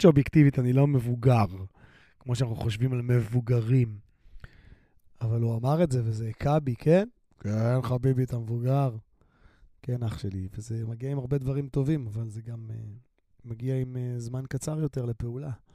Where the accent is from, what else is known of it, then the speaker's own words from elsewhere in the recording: Ramla, Central District, Israel; אני גדלתי ברמלה.